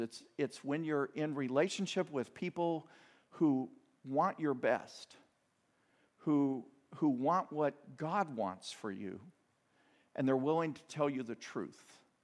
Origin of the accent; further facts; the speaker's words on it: Midwest, United States; I grew up in the Midwest, uh, the Bible Belt